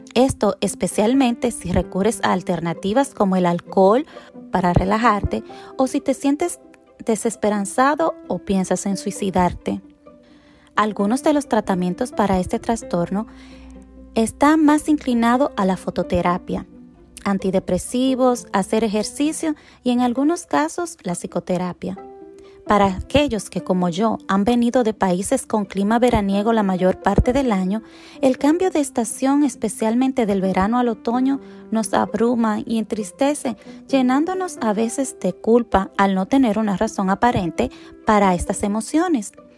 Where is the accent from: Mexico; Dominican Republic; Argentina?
Dominican Republic; now in United States; vengo de la República Dominicana, una isla tropical donde hay sol y calor la mayor parte del año.